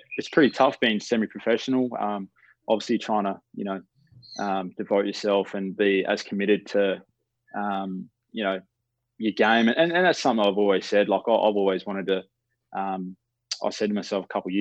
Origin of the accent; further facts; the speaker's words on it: Palmyra, Western Australia, Australia; I grew up in the Palmyra region, which is East Fremantle zone over here